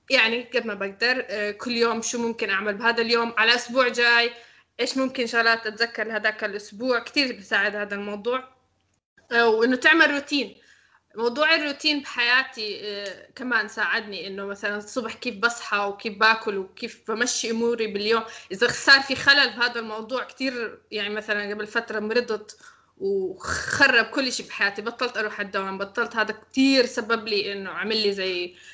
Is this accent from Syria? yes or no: yes; Syria; عن حالك لا انا سوري